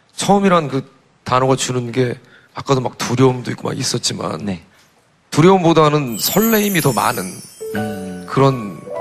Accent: Paju, Gyeonggi Province, South Korea; 제가 여기서 태어나서 여기서 자라지 않았으면

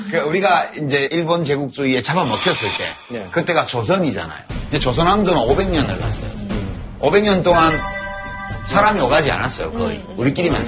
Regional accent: South Korea; 왜 내가 한국에서 태어났을까

